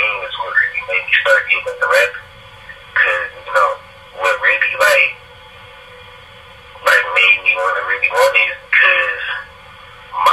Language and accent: English; Detroit, Michigan, United States; moved away as an adult; now in Atlanta, United States; I'm from Detroit, Michigan, up on the west side, West Warren